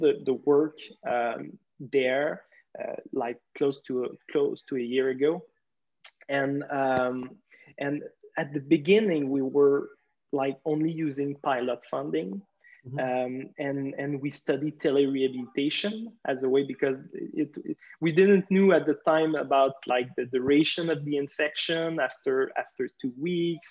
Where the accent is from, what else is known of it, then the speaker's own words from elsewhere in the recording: Quebec, Canada; I'm from Quebec in Canada